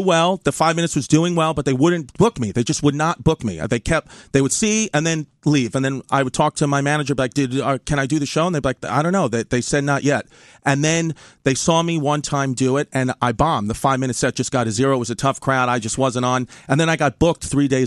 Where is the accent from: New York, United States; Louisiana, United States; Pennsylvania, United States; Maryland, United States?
New York, United States; New York City; I'm from Bay Ridge, Brooklyn